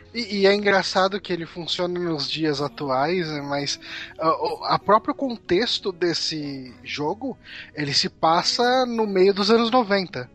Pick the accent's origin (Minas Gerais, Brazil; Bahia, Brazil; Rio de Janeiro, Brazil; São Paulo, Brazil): São Paulo, Brazil; accent: Zona Leste de São Paulo; eu tento fugir desse sotaque do, da Zona Leste de São Paulo